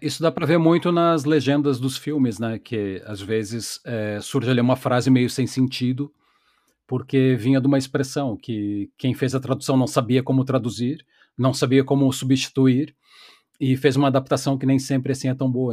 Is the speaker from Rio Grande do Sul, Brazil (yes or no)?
yes; Porto Alegre, Rio Grande do Sul, Brazil; eu sou um gaúcho urbano de Porto Alegre